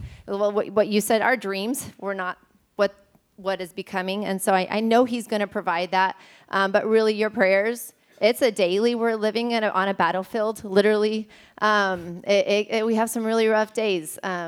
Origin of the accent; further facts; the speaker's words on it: Ecuador; So growing up in Ecuador, we're surrounded by teen girls that obviously live in abusive situations